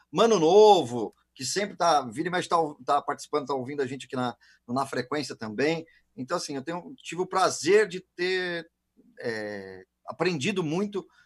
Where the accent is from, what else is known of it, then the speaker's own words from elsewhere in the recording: São Paulo, Brazil; born there; Eu nasci na Paulista, né? eu nasci no Matarazzo.